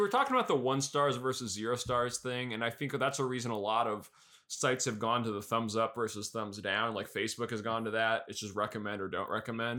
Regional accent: New York City, New York, United States; moved away; I'm born and raised in Queens

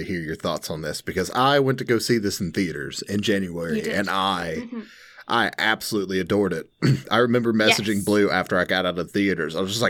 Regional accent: Tennessee, United States; Well, I feel like I grew up in Bradley County. There's a high school here called Bradley High School, which I didn't go to, by the way.

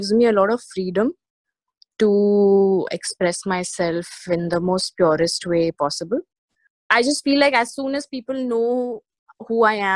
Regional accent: India; I'm an Indian woman

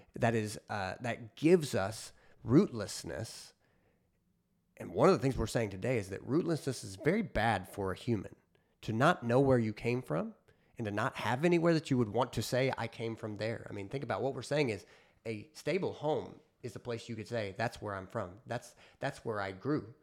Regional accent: United States; as an American

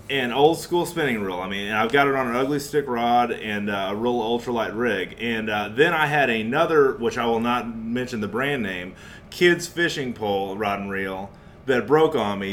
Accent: New Braunfels, Texas, United States; in New Braunfels, Texas, my hometown

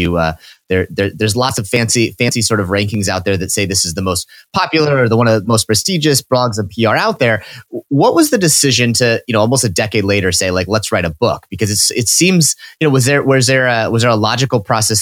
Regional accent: Midwest, United States; now in East Coast, United States; growing up in the Midwest

